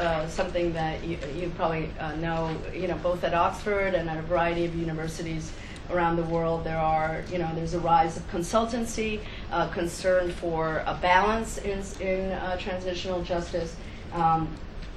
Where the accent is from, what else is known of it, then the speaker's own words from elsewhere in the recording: Argentina; moved away; I'm originally from Argentina